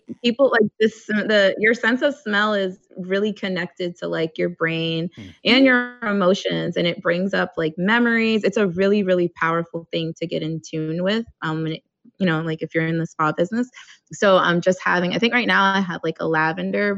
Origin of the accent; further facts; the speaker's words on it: New York, United States; We're from New York